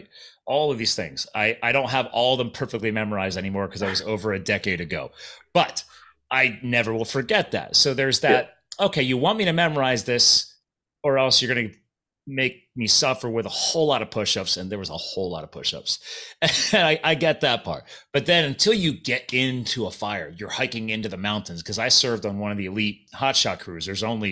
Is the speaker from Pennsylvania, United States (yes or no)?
yes; Pennsylvania, United States; accent: Philadelphia; moved away as an adult; also born or lived in New Jersey / Arizona / Colorado; I was born in Jersey and I grew up in Pennsylvania